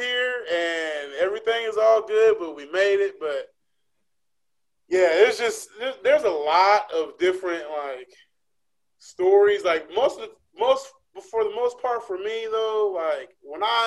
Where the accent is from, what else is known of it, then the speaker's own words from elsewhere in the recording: West Coast, United States; I'm from the West Coast